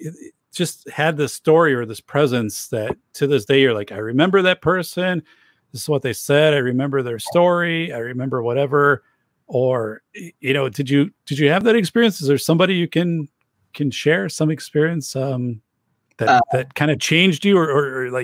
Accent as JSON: {"language": "English", "region": "Wisconsin", "country": "United States", "tie": "born or raised there", "said": "I grew up in Wisconsin. I still live in Wisconsin."}